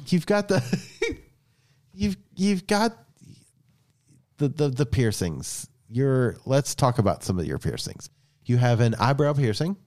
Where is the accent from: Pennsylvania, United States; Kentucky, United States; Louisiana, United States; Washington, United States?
Kentucky, United States; Eastern; I was born and raised in Eastern Kentucky